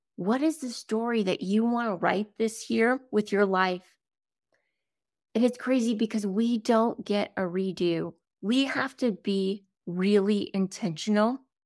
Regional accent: South Dakota, United States; I grew up in South Dakota

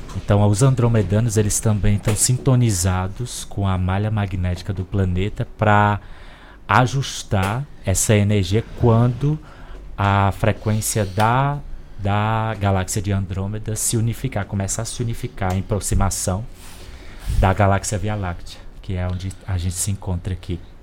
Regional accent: Corrente, Piauí, Brazil; Eu encarnei numa família de uma cidadezinha chamada Corrente Piauí

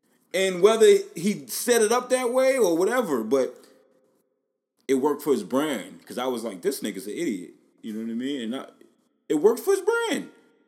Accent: New York City, New York, United States; now in Atlanta, United States; I'm from Staten Island

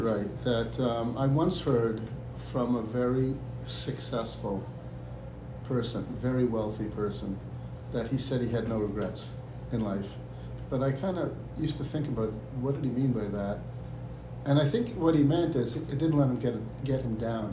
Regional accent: Toronto, Ontario, Canada; moved away as an adult; also born or lived in Israel; now in United States; I was born and raised in Toronto, Canada

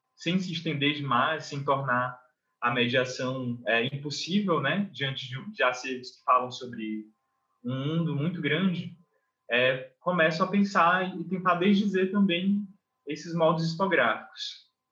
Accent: Brazil; eu sou nascido na Baixada

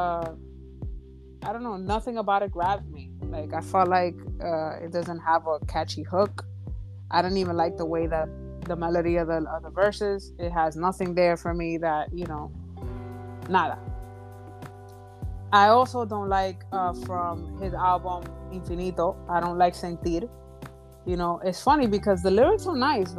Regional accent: Dominican Republic; I come from the Dominican Republic

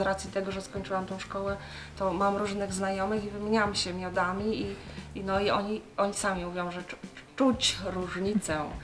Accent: Low Beskids, Poland; u nas w Beskidzie Niskim

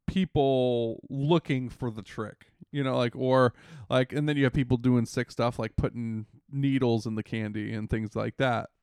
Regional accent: United States; moved away; we're all from the Washington, D C, Northern Virginia metro area

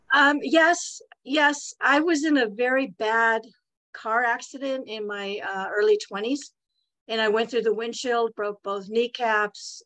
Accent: Santa Monica, California, United States; I was born in Santa Monica, California. I'm a native Californian

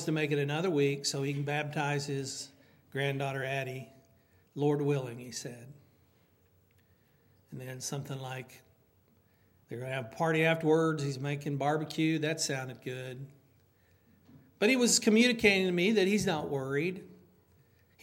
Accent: United States; I love being American

